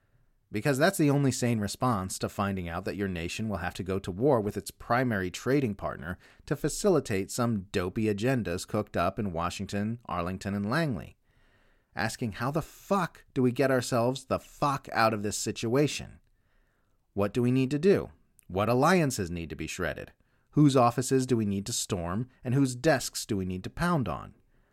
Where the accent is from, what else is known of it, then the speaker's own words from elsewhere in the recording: Australia; If you're wondering why I've been writing so much about my home country lately instead of focusing on the hub of the empire in the US like I normally do, that's why.